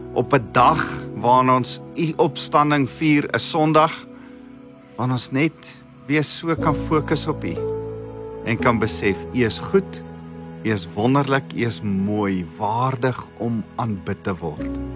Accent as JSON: {"language": "Afrikaans", "country": "South Africa", "said": "Ek ek's Afrikaans self, ek's Afrikaner en ek hou van ons kultuur"}